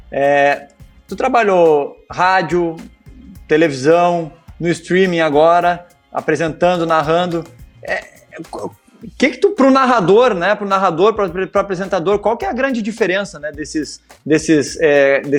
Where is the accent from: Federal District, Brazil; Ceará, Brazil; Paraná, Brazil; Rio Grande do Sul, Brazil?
Rio Grande do Sul, Brazil; Porto Alegre; also born or lived in Salvador; eu cresci em Porto Alegre, né, a Rádio Gaúcha sempre foi é, um exemplo aí, né, de, de, de transmissão